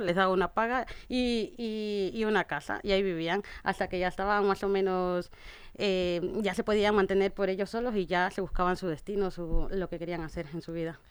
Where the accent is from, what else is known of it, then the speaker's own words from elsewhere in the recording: Ecuador; now in Spain; yo soy de Ecuador y mi madre allí tenía un restaurante